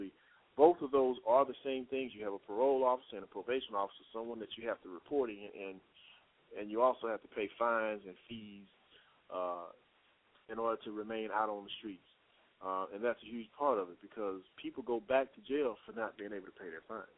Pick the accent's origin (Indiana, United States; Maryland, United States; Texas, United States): Texas, United States; now in Atlanta, United States